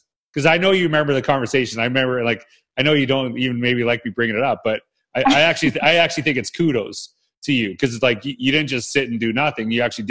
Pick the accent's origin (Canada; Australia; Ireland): Canada; And it's Canadian too, right? We're both Canadian.